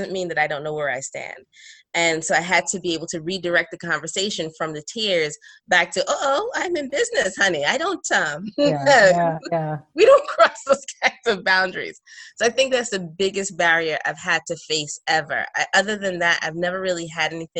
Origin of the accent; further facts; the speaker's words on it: New York City, New York, United States; moved away as an adult; also born or lived in Trinidad and Tobago; now in North Carolina, United States; although I'm Trinidadian, I grew up in Brooklyn.